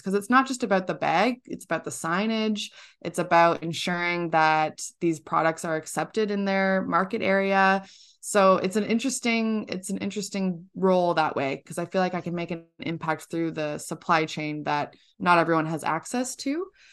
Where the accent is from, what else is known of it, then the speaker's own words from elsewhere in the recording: Georgina, Ontario, Canada; I'm from, uh, a small town in Georgina, Ontario, up in Canada.